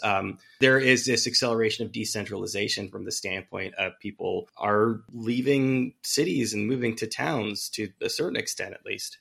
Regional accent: Bay Area, California, United States; moved away; I grew up in the Bay Area

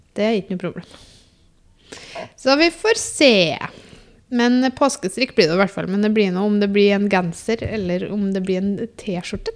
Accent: Namsos, Trøndelag, Norway; jeg er jo fra Namsos

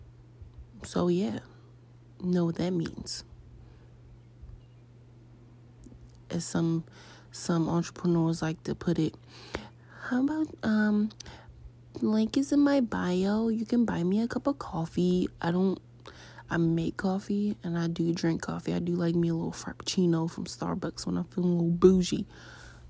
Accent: Baltimore, Maryland, United States; I'm a millennial from Baltimore

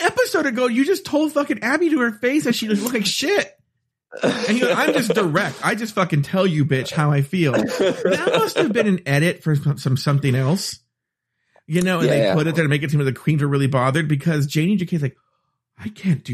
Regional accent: United States; I'm an American

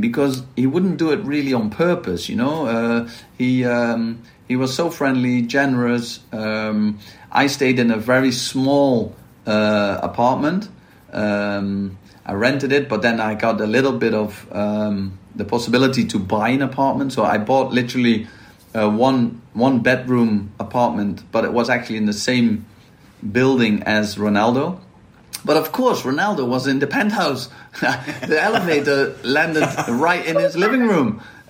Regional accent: Maastricht, Limburg, Netherlands; I'm from Maastricht, and Maastricht is well known for carnival.

